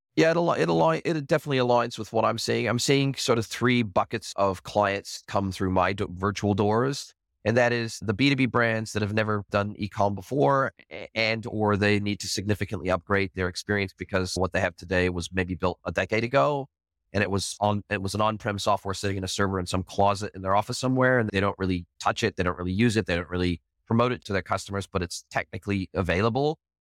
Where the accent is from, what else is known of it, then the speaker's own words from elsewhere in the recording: Southern California, United States; I grew up in Southern California, grew up close to the border in Southern California